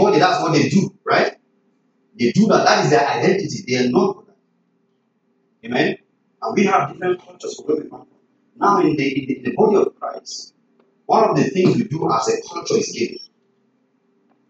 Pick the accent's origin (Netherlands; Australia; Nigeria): Nigeria; I'm from Nigeria